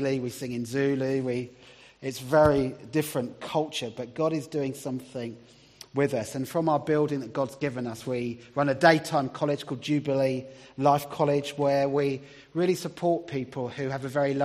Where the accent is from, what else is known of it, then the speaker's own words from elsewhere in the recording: Brighton, South East England, United Kingdom; also born or lived in Middlesbrough; now in Hull, United Kingdom; I'm from Brighton originally